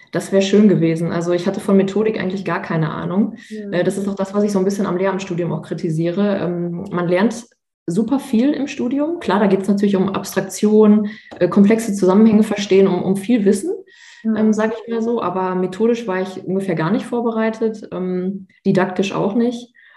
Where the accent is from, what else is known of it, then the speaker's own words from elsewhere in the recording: Münster, North Rhine-Westphalia, Germany; also born or lived in Bochum; ich komme ja aus NRW und ähm, beziehungsweise aus Münster